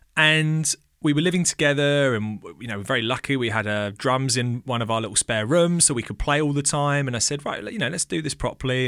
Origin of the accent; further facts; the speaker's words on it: England, United Kingdom; also born or lived in Australia; my mum came over to England when I was about two and a half